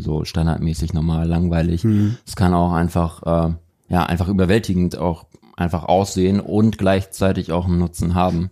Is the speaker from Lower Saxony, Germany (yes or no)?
no; Hamburg, Germany; now in Cologne, Germany; ich bin in Hamburg aufgewachsen